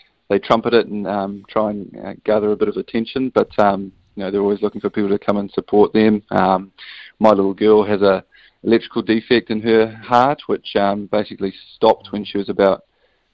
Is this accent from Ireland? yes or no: no; New Zealand; as a Kiwi without a European passport